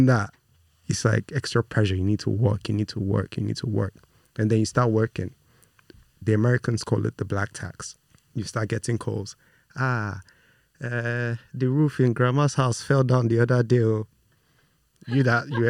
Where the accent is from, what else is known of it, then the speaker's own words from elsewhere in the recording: Nigeria; also born or lived in United Kingdom; I was born in the UK, but I was raised in Nigeria by Nigerian parents, Nigerian extended family all around.